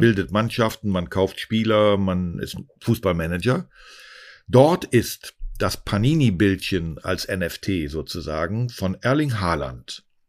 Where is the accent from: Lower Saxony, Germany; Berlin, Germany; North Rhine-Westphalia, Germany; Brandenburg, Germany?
North Rhine-Westphalia, Germany; a small town near Cologne; moved away; ich komm aus einem kleinen Ort in der Nähe von Köln